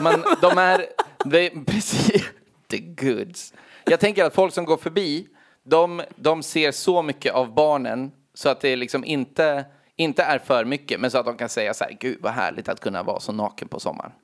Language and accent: Swedish; Gnesta, Södermanland, Sweden; vi kom till Gnesta som var en och en timme och en kvart utanför Stockholm